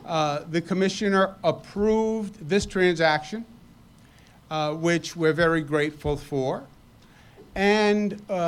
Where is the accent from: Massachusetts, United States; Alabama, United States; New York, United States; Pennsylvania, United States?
New York, United States; New York City; also born or lived in Long Island; I grew up in Eastern Queens, just a few miles from here, and I spent a lot of time growing up on Long Island.